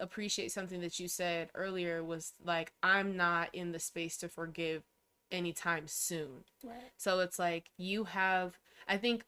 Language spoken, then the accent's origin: English; Denver, Colorado, United States; I was born at the Denver Hospital